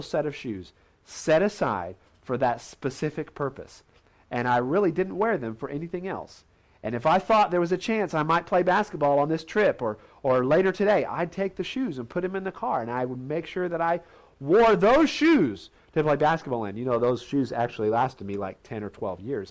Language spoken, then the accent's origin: English; Indiana, United States; Growing up in Indiana, Hoosier boy, we played basketball all the time